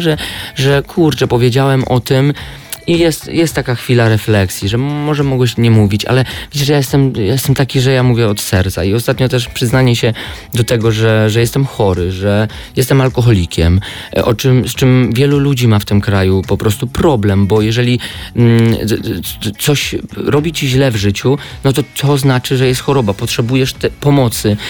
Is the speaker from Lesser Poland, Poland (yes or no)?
yes; Podhale, Lesser Poland, Poland; accent: góralski (Highlander), Podhale dialect; moved away; też nie wyzbędę całkowicie tego mojego góralskiego akcentu i nie chcę się go wyzbywać